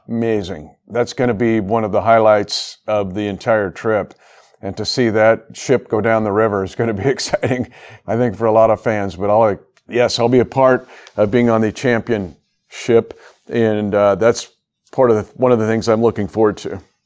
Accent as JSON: {"language": "English", "country": "United States", "tie": "born or raised there", "said": "this is where I grew up near here in the States. Uh, about the same distance between Frankfurt and Hamburg is about the distance I uh, was from a little less uh, to Kansas City"}